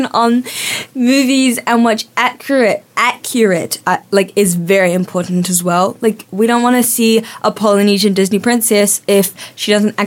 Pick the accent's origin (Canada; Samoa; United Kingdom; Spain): Samoa; now in Nelson, New Zealand; my mom is from Jamaica, and my dad is Pakeha from New Zealand, but we grew up in Samoa.